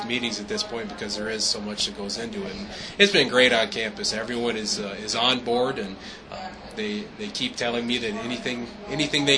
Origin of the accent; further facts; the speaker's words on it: Minnesota, United States; I grew up in Minnesota.